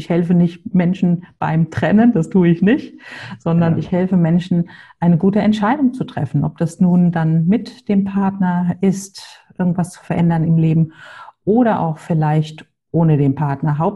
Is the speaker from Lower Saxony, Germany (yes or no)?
no; Hamburg, Germany; Wie Klaus schon gesagt hat, ich komme aus Hamburg, habe zwei Töchter, 17 und 19 Jahre alt.